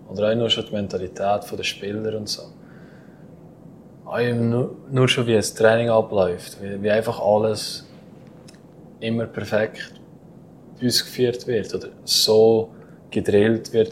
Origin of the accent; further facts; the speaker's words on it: Valais, Switzerland; es geht zurück auf die Zeit, wo ich gerade auf Davos gewechselt habe. Mhm. Ja, dann kommst du als Walliser dann Brief und nachher äh, sagen alle, ja, red mal etwas